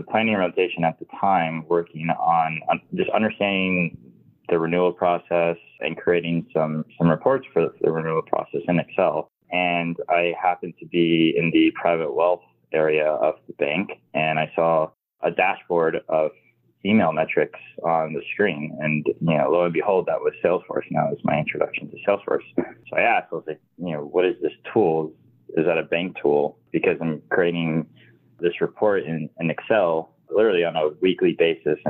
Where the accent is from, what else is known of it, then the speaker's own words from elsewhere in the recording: Miami, Florida, United States; I'm from Miami, Florida. Still here